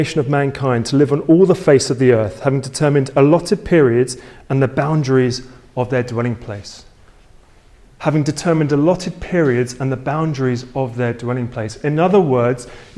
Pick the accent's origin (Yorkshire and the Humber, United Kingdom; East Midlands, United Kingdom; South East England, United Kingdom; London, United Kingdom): London, United Kingdom; I was born in London